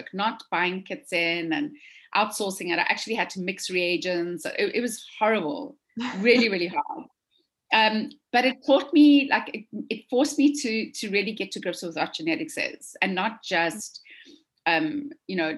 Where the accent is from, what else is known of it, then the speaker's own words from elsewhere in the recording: South Africa; moved away as an adult; now in United States; from South Africa. I'm a dietitian